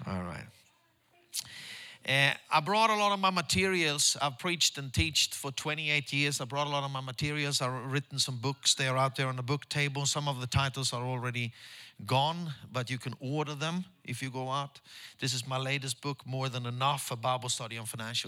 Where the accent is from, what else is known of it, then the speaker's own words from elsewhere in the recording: Stockholm, Stockholm County, Sweden; English is a second language; church back home in Stockholm with my own disciples